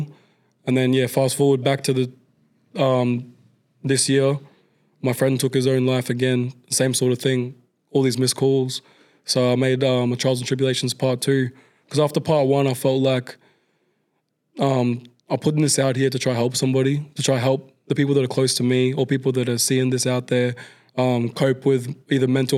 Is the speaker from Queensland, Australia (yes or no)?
yes; Queensland, Australia; moved away; I grew up with back in Queensland